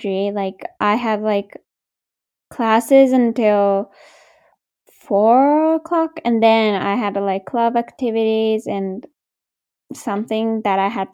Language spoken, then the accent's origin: English; Japan; now in Canada; I'm from Japan